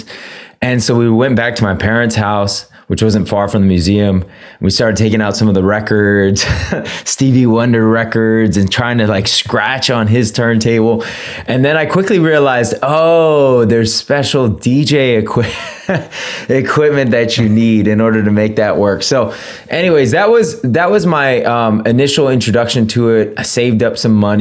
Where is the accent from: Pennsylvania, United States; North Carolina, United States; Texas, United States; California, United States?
California, United States; San Francisco; I grew up in San Francisco